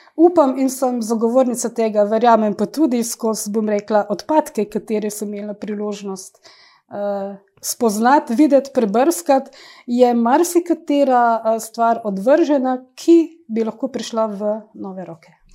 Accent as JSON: {"language": "Slovenian", "town": "Idrija", "country": "Slovenia", "tie": "born or raised there", "also_born_or_lived": "Ljubljana / Rajlovac, Sarajevo", "moved": "as an adult", "said": "rojena sem v Idriji, natančno v tem stanovanju, kjer uh, zdaj tudi živim"}